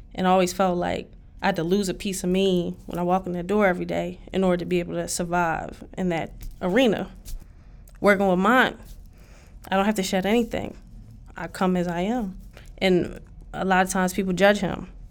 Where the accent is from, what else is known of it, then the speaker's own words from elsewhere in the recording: Philadelphia, Pennsylvania, United States; I grew up on the side that they call seventy-eighth Street